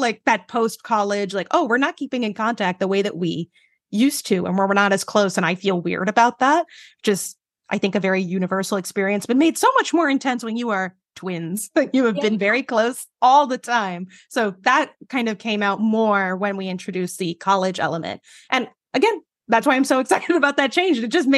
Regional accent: Jersey City, New Jersey, United States; I grew up like right outside of New York in Jersey City. So I've lived in a city my entire life.

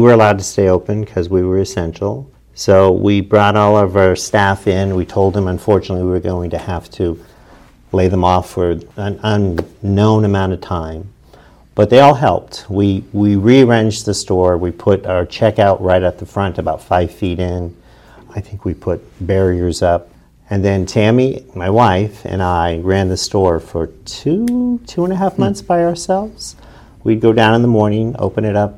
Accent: New Philadelphia, Ohio, United States; also born or lived in Utah; This is where my mom's family was from. So we moved back. I grew up here

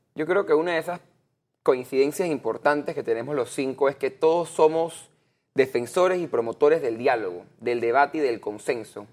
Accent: Panama; nosotros como panameños

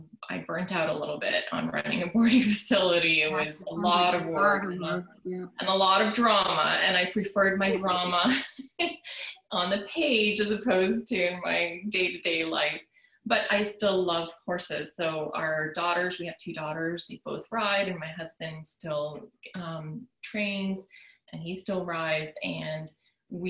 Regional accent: Poland; also born or lived in Canada / California; now in Wellington, United States; I grew up in Poland, actually, in the middle of a large city

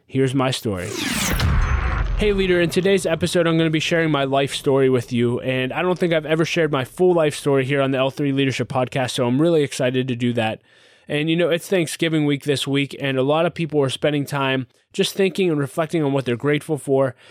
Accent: Pittsburgh, Pennsylvania, United States; I was born and raised in Pittsburgh, Pennsylvania

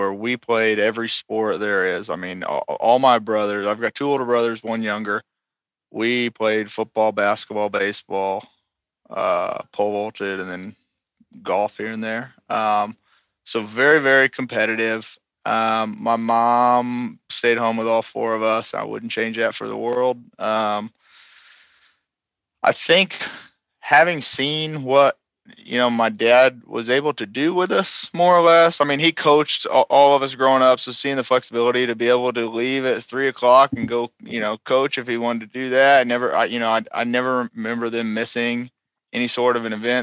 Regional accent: Southern Illinois, United States; grew up in a really small town, Southern Illinois

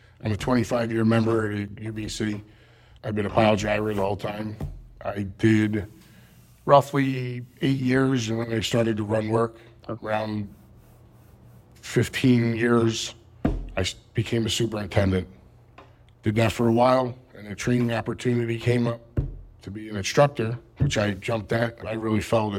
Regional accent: Philadelphia, Pennsylvania, United States; I'm from Philadelphia

